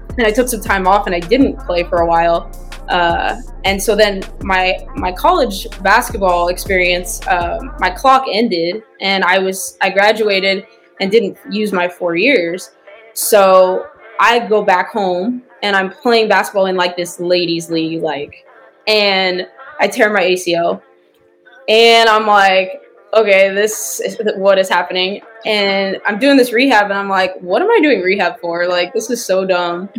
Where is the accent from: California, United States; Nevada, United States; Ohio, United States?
Nevada, United States; Las Vegas; now in Kansas, United States; I grew up in Vegas, so it's still big